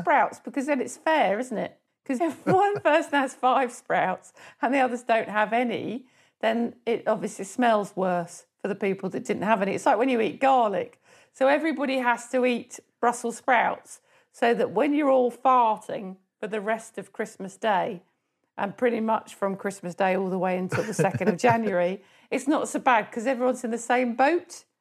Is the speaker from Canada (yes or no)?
no; Surrey, South East England, United Kingdom; I'm naturally from Surrey